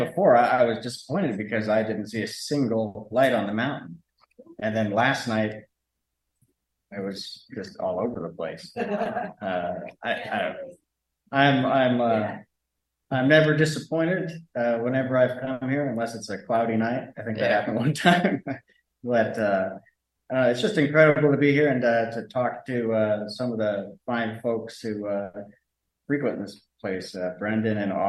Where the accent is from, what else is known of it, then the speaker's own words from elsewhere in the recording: Vashon Island, Washington, United States; I'm from Vashon Island.